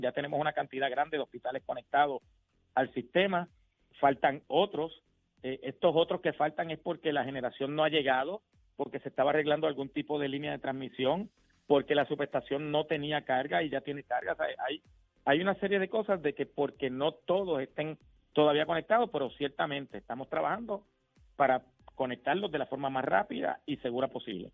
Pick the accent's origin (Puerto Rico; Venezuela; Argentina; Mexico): Puerto Rico; como puertorriqueños